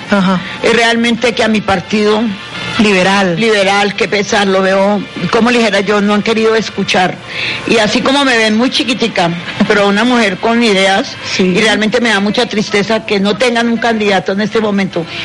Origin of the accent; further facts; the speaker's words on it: Ibagué, Tolima, Colombia; also born or lived in Falan, Tolima / Santa Isabel, Tolima / Bogotá; Yo soy de aquí del Tolima